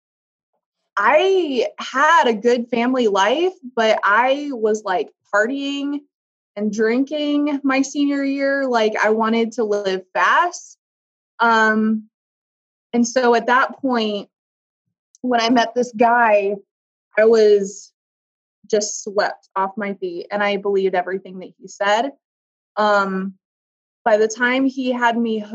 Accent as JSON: {"language": "English", "region": "Iowa", "country": "United States", "said": "I was from Iowa"}